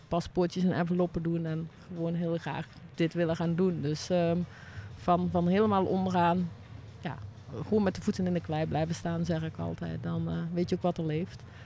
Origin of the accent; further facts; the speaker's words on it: Ottersum, Limburg, Netherlands; Uit Ottersum, het is, wat is het, Noord-Limburg